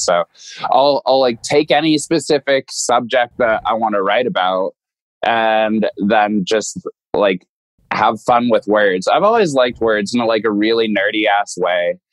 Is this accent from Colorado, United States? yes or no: yes; Denver, Colorado, United States; my hometown